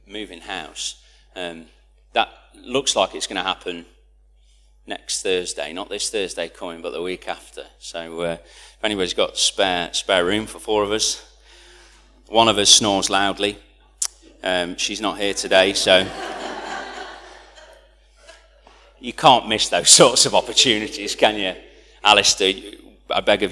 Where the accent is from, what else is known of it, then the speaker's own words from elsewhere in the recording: United Kingdom; I'm British